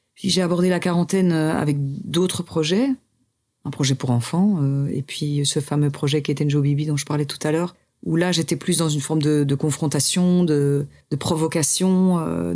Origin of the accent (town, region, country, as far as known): Louvain-la-Neuve, Wallonia, Belgium; born or raised there; now in Brussels, Belgium